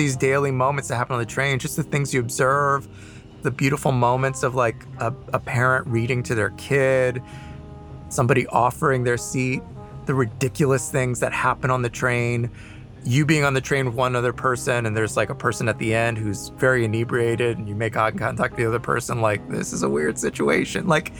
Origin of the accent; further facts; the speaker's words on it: New York City, New York, United States; as a New Yorker.